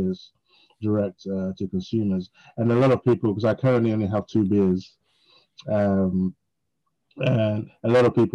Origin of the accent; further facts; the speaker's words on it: London, United Kingdom; moved away; I grew up in North London, and the buses were running 24/7.